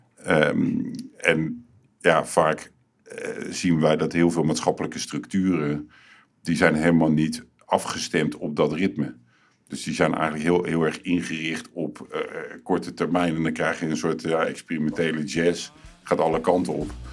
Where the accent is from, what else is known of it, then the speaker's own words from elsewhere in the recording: Rotterdam, South Holland, Netherlands; ik kom uit Hillegersberg.